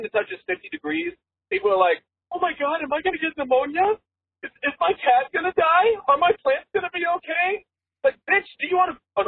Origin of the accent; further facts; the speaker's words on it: Orlando, Florida, United States; I was born and raised in Orlando. I'm still in Orlando